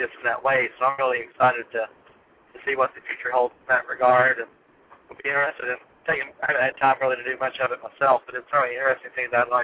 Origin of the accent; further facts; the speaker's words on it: United States; now in Tennessee, United States; this small rural location in Tennessee, about an hour away from my hometown